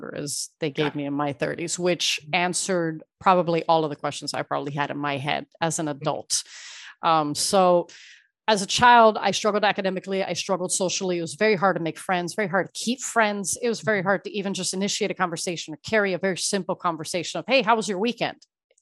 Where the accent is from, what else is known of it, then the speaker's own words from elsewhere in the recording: Miami, Florida, United States; also born or lived in Ecuador; I was born in Ecuador, raised in Miami